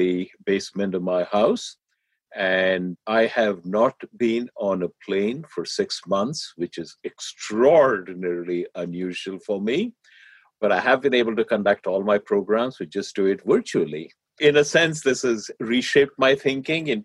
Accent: India; now in United States; I grew up in India

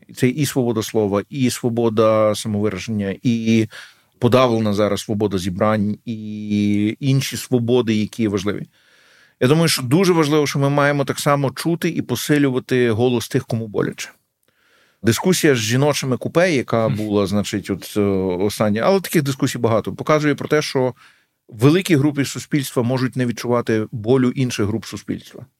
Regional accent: Lviv, Lviv Oblast, Ukraine; moved away; also born or lived in Kyiv; я львів'янин

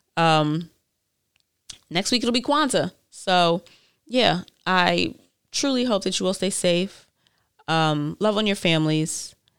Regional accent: New York, United States; I'm from New York and there's a million different types of people here

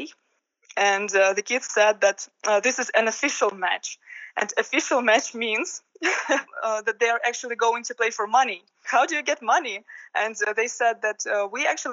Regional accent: Russia; moved away; I'm from Russia

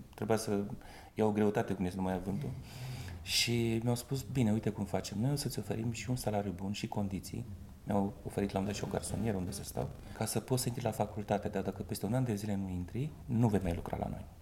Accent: Botoșani, Botoșani County, Romania; accent: Moldavian; moved away as an adult; now in Bucharest, Romania; dulcele grai moldovenesc, așa, că sunt din Botoșani

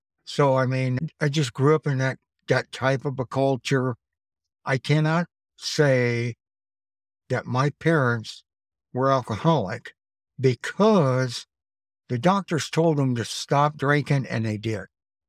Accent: Nebraska, United States; also born or lived in Cheyenne, Wyoming; There wasn't anybody close to my age when I grew up. And I came from Nebraska out to Cheyenne, Wyoming.

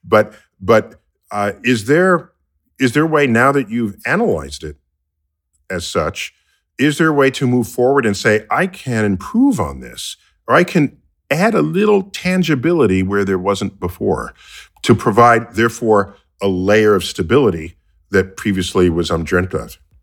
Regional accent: United States; I grew up here in the United States

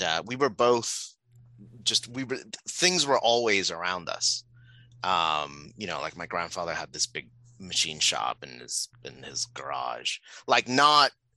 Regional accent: Puerto Rico; moved away; I'm originally from Puerto Rico. I was born and grew up there.

